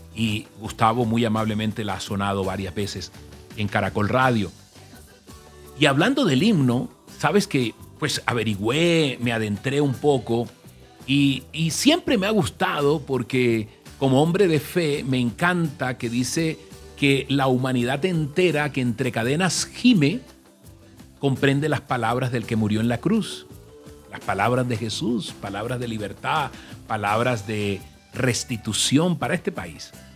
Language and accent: Spanish; Colombia; mi tierra, por, por esta Colombia